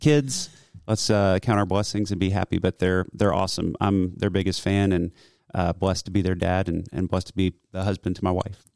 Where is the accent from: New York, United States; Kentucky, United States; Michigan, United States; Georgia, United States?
Georgia, United States; Roswell; also born or lived in Cumming, Georgia; I grew up in Roswell, but I went to elementary school here in Cumming